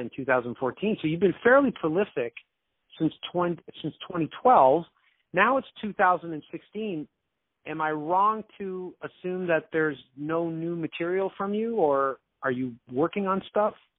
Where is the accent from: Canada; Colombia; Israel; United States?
Canada; also born or lived in Toronto; I'm Canadian. I'm talking from Toronto